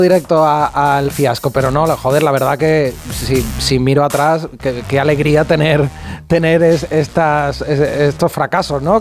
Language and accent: Spanish; Utrera, Andalusia, Spain; also born or lived in Madrid; now in Barcelona, Spain; Vivo aquí en Barcelona, pero soy de un pueblecito de Sevilla que se llama Utrera